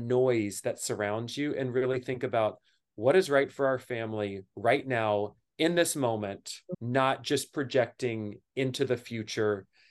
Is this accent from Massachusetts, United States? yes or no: no; Kentucky, United States; now in New York City, United States; I grew up in Kentucky.